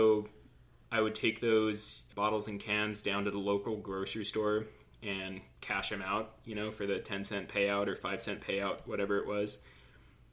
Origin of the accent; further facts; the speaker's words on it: Southern California, United States; born and raised in Southern California